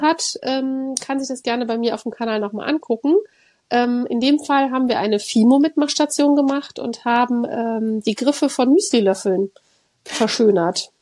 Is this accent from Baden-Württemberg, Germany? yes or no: no; Cologne, North Rhine-Westphalia, Germany; ich bin ja in Köln groß geworden